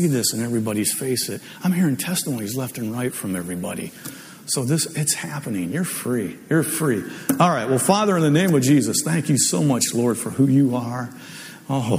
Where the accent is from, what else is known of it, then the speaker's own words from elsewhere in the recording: Ohio, United States; moved away; I'm from Ohio, so it's always guys, you guys